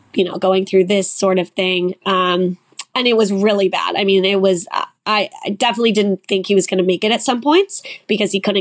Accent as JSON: {"language": "English", "town": "Long Beach", "region": "California", "country": "United States", "tie": "born or raised there", "said": "I grew up in Long Beach, California. So I'm kind of an LA Orange County girl."}